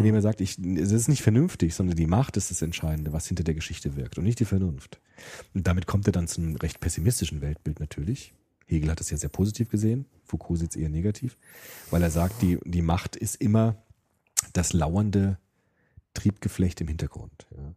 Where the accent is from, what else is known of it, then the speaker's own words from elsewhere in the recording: Germany; Auch wir sind ja die erste Generation im Grunde, die ohne Krieg aufgewachsen ist in Deutschland